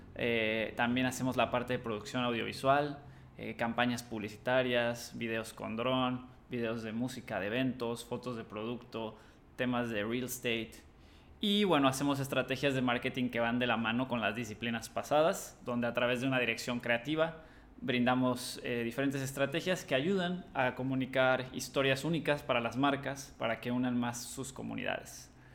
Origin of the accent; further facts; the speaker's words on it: Cancún, Quintana Roo, Mexico; also born or lived in Madrid; soy cancunense